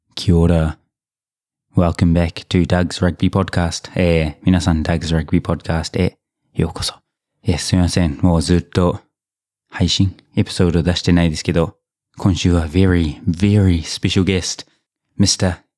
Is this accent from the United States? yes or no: no; New Zealand; moved away; 僕の母国ニュージーランド